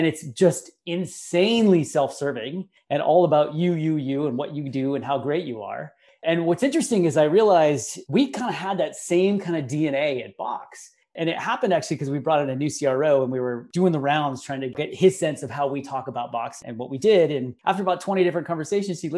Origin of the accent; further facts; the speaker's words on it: Bay Area, California, United States; growing up in the Bay Area